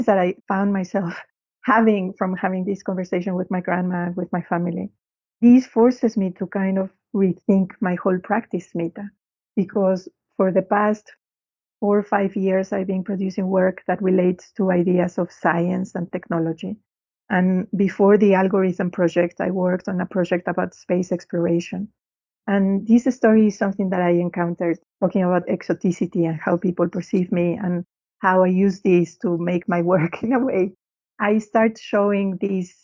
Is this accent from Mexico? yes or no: yes; Mexico; now in London, United Kingdom; growing up in Mexico